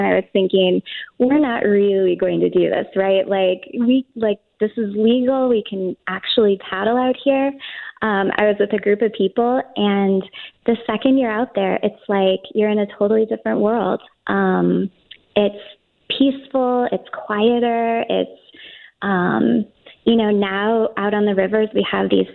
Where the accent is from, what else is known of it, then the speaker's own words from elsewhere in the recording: St. Louis, Missouri, United States; I grew up in St. Louis. I've lived here pretty much my whole life.